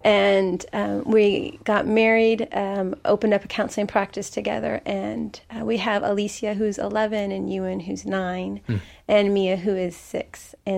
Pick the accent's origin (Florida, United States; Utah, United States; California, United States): Florida, United States; Orlando; I'm one half of Shielding Innocence, and a little bit about me is I grew up around Orlando, so this is very familiar area for me